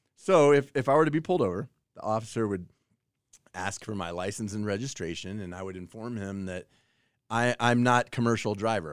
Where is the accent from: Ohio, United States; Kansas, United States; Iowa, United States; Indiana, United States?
Kansas, United States; I was born in Kansas.